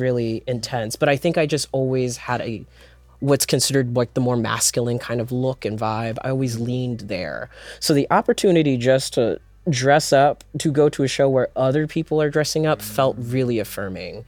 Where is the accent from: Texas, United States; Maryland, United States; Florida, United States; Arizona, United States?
Maryland, United States; Prince George's County; I am from Prince George's County, Maryland